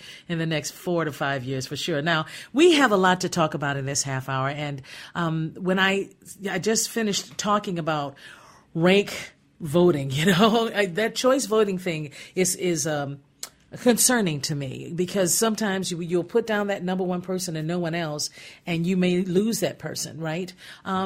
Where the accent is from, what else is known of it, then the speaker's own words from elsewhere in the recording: Gary, Indiana, United States; moved away; I grew up in Gary, Indiana during a time when it was a beaming force to reckon